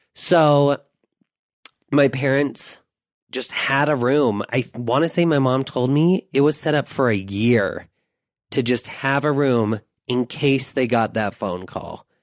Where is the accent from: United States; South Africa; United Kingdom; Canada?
United States; Taylorsville; We grew up in Taylorsville